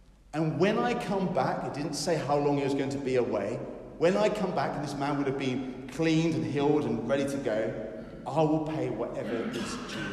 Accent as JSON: {"language": "English", "region": "England", "country": "United Kingdom", "said": "We are English after all"}